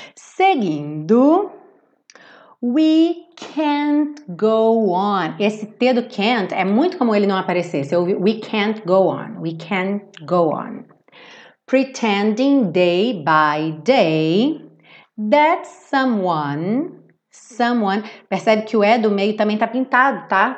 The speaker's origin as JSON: {"language": "Portuguese", "region": "Rio de Janeiro", "country": "Brazil", "said": "Eu tô aqui falando do Rio de Janeiro com meu sotaque"}